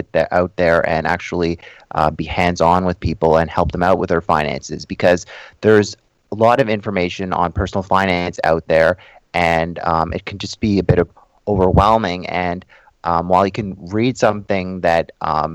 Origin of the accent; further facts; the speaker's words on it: Toronto, Ontario, Canada; I was born and raised in Toronto, Ontario